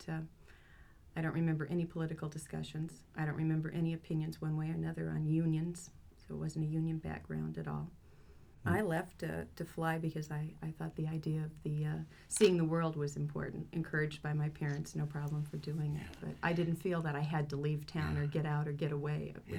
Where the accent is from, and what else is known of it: Albuquerque, New Mexico, United States; born or raised there; also born or lived in Lubbock, Texas